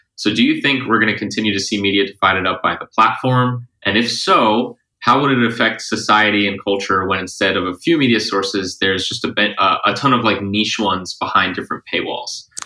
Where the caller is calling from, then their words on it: Los Angeles, California, United States; I'm calling from Los Angeles